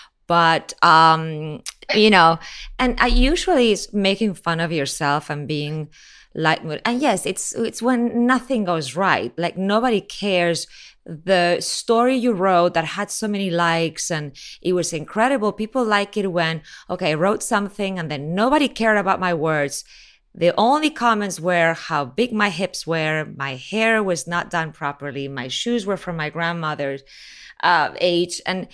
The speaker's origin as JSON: {"language": "English", "town": "Miami", "region": "Florida", "country": "United States", "tie": "born or raised there", "also_born_or_lived": "Spain / Mexico", "said": "I mean, I was born in Spain, I was raised in Miami, lived in Mexico, then went back to Mexico"}